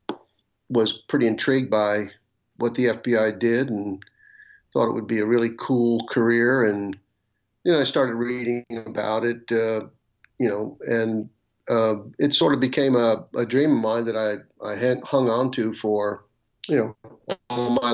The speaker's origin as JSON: {"language": "English", "town": "Atlantic Beach", "region": "Florida", "country": "United States", "tie": "born or raised there", "also_born_or_lived": "Washington, D.C. / South Carolina", "moved": "as an adult", "lives_now": "Virginia, United States", "said": "I'm from Atlantic Beach, Florida, which is in the Jacksonville area, northeast Florida. You know, and I was raised there"}